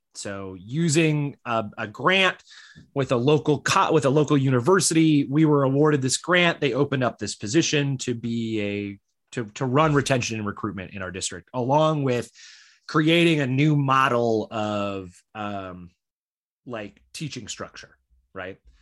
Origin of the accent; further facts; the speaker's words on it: Michigan, United States; moved away; I grew up in Michigan